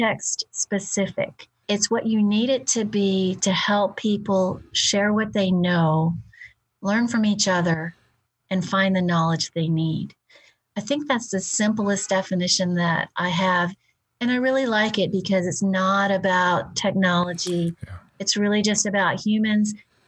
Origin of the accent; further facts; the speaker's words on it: Houston, Texas, United States; I'm from the South